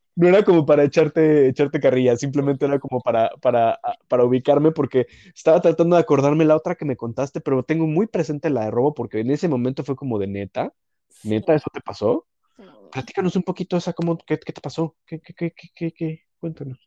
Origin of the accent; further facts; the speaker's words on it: Mexico; now in Canada; de México.